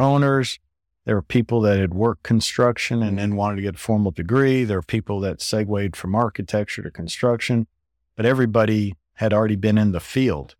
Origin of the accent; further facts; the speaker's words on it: South Florida, United States; growing up in South Florida at the time